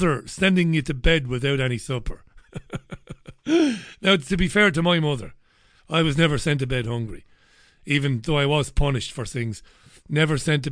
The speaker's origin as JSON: {"language": "English", "town": "Waterford", "region": "Munster", "country": "Ireland", "tie": "born or raised there", "said": "growing up in Ballybeg in Waterford, heading into Waterford, into the town"}